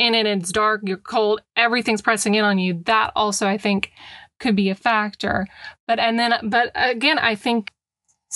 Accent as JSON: {"language": "English", "town": "New Orleans", "region": "Louisiana", "country": "United States", "tie": "born or raised there", "said": "I was raised in New Orleans"}